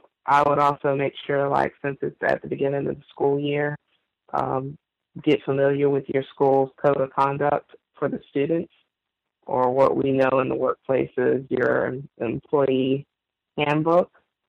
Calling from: New Orleans, Louisiana, United States; Yes, I'm the caller from New Orleans, Louisiana.

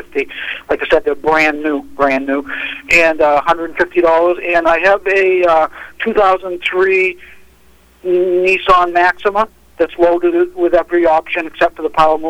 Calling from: Augusta, United States; I'm calling from Augusta.

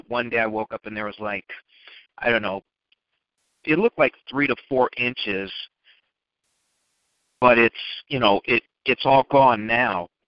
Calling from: Chicago, Illinois, United States; I'm in Chicago and yesterday it was gorgeous.

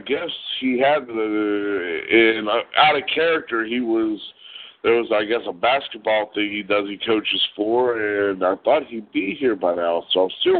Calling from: Ohio, United States; I'm in northeast side of Ohio, which is like I'm 30 minutes from Pittsburgh.

